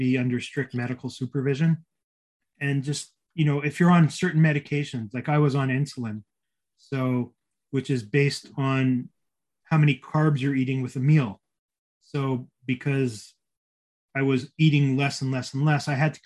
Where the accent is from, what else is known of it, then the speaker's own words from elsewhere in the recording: Winnipeg, Manitoba, Canada; moved away; flying back to my hometown of Winnipeg, which is only a 2.5 hour flight